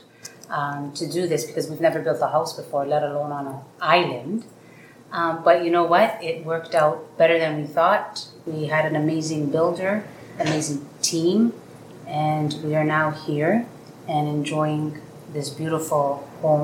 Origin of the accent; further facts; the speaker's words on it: Canada; moved away; We are Canadian